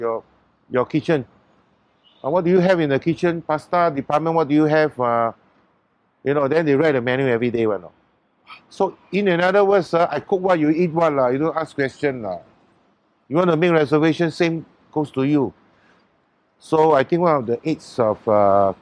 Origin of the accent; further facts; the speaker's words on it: Singapore; I'm a Singaporean